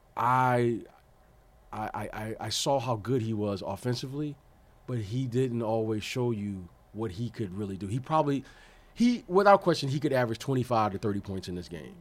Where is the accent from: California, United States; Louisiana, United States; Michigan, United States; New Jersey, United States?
Michigan, United States; Detroit; I grew up in Detroit